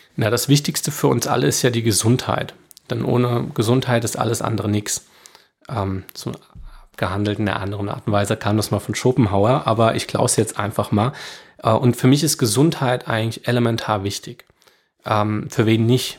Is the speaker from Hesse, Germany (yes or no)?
yes; Rheingau, Hesse, Germany; ich bin hier groß geworden, das ist meine Heimat